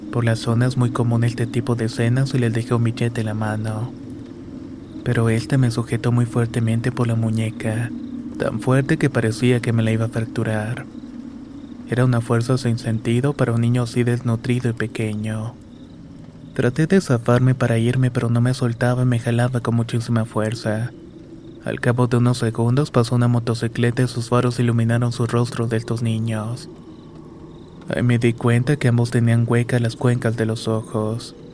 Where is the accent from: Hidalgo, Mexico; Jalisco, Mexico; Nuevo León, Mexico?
Nuevo León, Mexico; Monterrey; also born or lived in Ciudad Juárez, Mexico; Vivo en Monterrey, Nuevo León, pero nací en Ciudad Juárez, Chihuahua. Mis padres nos trajeron cuando tenía como un año de vida